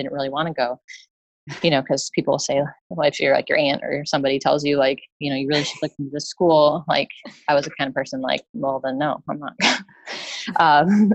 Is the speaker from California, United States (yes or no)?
no; upstate New York, United States; moved away; So I grew up in New York, upstate New York